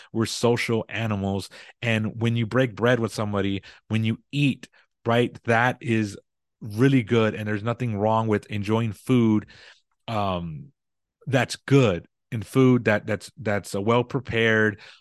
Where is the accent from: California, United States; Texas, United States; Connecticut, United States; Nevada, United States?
Texas, United States; I'm in Texas. I'm from Texas, so we're big on barbecue